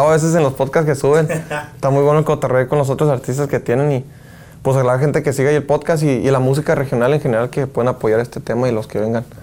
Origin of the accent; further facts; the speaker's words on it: Phoenix, Arizona, United States; tengo mucho corrido de los grupos de Sinaloa, de Culiacán y todo ese rollo con lo que me crié ahí en Phoenix.